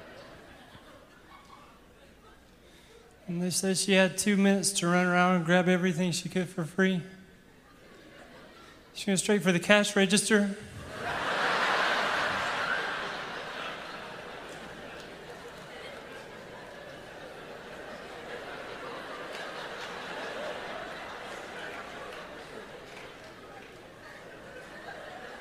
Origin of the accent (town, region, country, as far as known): Ragland, Alabama, United States; born or raised there